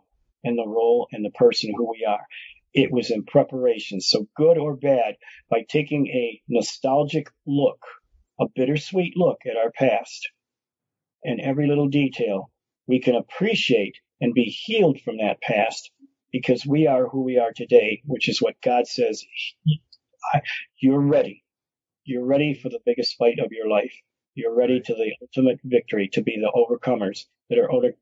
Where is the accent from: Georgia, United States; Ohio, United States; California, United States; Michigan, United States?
Michigan, United States; Detroit; after growing up there, after having a ministry for almost a decade there, lived there for 15 years